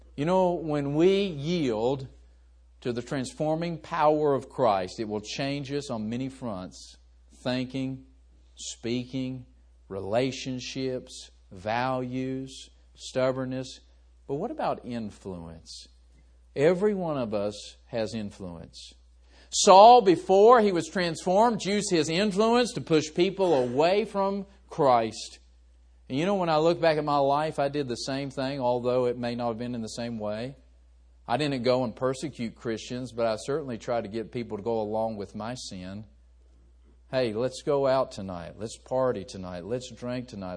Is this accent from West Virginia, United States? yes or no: yes; West Virginia, United States; I was raised in West Virginia. We're just a bunch of hillbillies down there.